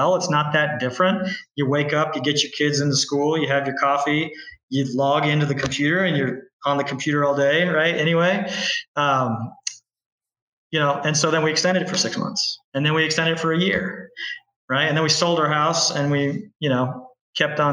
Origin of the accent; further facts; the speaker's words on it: Kansas, United States; also born or lived in Bay Area, California; now in Tamarindo, Costa Rica; I'm from Kansas originally